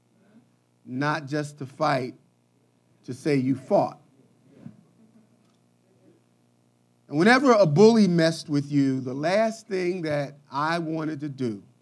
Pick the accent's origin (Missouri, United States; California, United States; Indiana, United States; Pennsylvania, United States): Pennsylvania, United States; Philadelphia; growing up in North Philadelphia